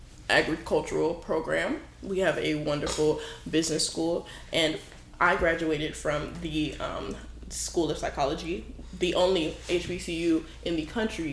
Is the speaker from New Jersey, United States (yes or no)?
yes; New Jersey, United States; I grew up on Wawa in Jersey, and Wawa is the shit.